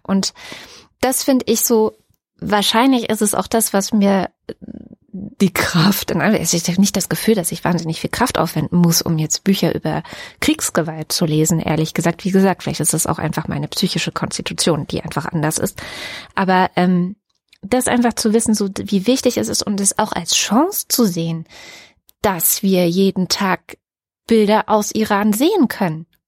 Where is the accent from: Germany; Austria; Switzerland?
Germany; hier bei uns in Deutschland